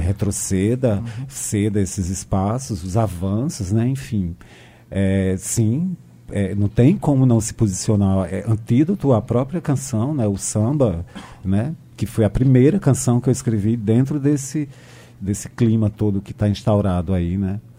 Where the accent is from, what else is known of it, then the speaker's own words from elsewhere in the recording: Brazil; eu sou filho desse Brasil